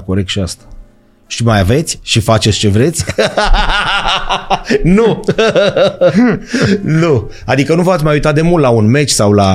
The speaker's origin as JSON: {"language": "Romanian", "country": "Romania", "said": "noi, o țară cu șase luni pe an zăpadă"}